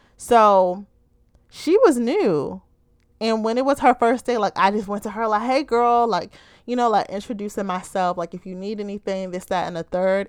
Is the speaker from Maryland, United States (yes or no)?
yes; Baltimore, Maryland, United States